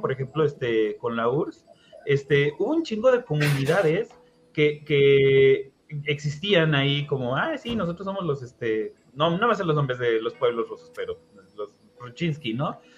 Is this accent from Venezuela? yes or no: no; Xalapa, Veracruz, Mexico; nosotros que somos de la capital, este, pues está como un insulto que te digan jarocho. No, yo no soy jarocho